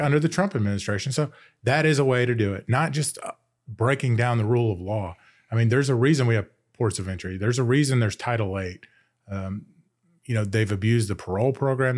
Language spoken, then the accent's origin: English; United States; I grew up in Montgomery County and I went to a pretty good school system